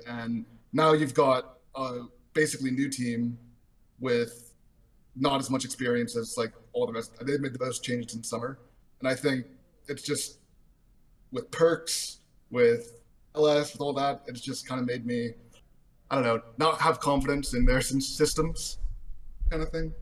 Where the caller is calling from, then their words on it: Arizona, United States; I am calling from Arizona